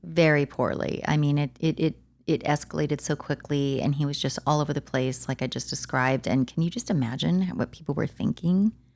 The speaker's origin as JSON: {"language": "English", "town": "Santa Clarita", "region": "California", "country": "United States", "tie": "born or raised there", "said": "my hometown in the Santa Clarita Valley"}